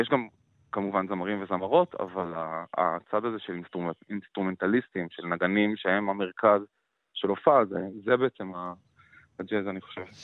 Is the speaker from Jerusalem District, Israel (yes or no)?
yes; Jerusalem, Jerusalem District, Israel; moved away as an adult; also born or lived in Tel Aviv; קטמון שאני גדלתי בה הייתה מקום מאוד מעניין